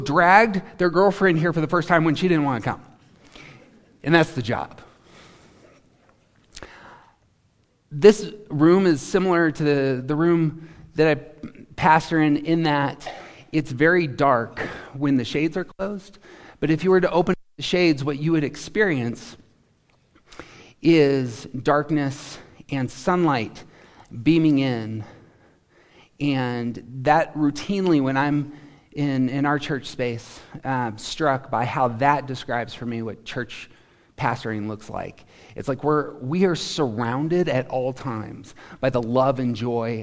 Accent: Carbondale, Colorado, United States; now in Greeley, United States; But I'm from Carbondale. And I came to faith in Carbondale. And I became a man in Carbondale

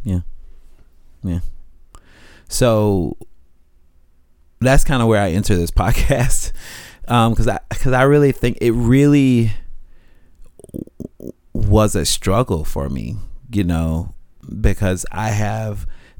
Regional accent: Jacksonville, Florida, United States; Jacksonville, Florida.

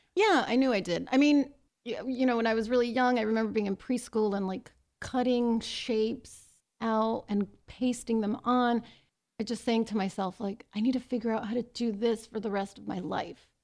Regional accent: Los Angeles, California, United States; I'm from Los Angeles. I was born in East Los Angeles, and I grew up in Highland Park and then later the San Gabriel Valley.

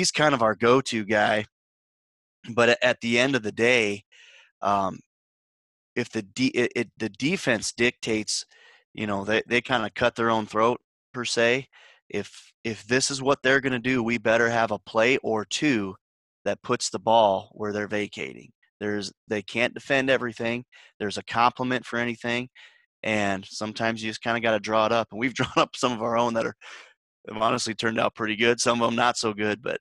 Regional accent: Wisner, Nebraska, United States; moved away; I grew up in Wisner

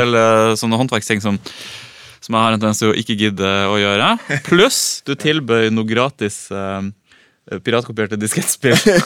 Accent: Vadsø, Finnmark, Norway; Vadsø, der jeg vokste opp

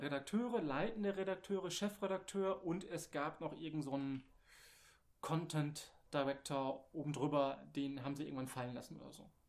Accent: Bottrop, North Rhine-Westphalia, Germany; moved away as an adult; also born or lived in Fürth; ich komme ja aus dem Ruhrgebiet, gebürtiger Bottropper

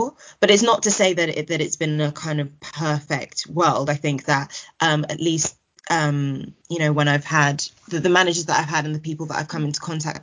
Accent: Kent, South East England, United Kingdom; my experience growing up in Kent.

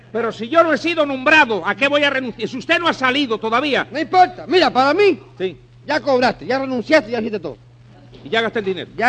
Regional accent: Spain; no, yo soy español, yo no, yo no me meto

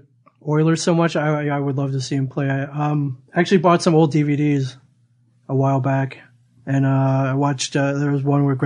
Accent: Michigan, United States; moved away; I grew up a Red Wings fan. I grew up in Michigan.

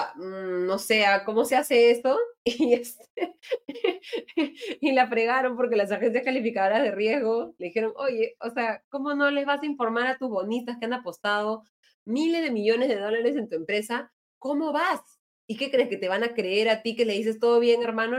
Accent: Peru; somos todos los peruanos

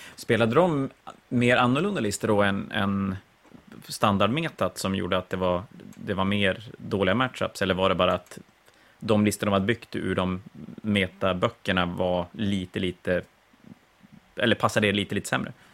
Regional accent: Sweden; Som svensk

